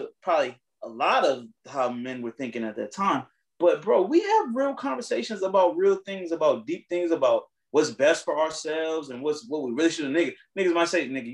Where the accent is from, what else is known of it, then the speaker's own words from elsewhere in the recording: United States; we're American. We live in America